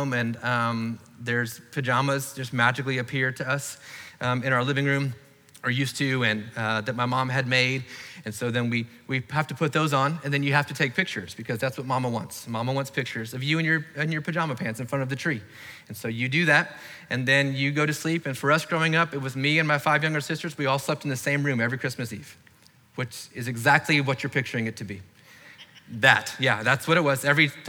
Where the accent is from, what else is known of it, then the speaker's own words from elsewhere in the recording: Florida, United States; I grew up in Florida